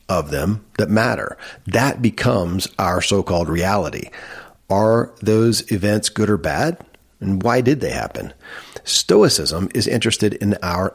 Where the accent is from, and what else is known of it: Kentucky, United States; born or raised there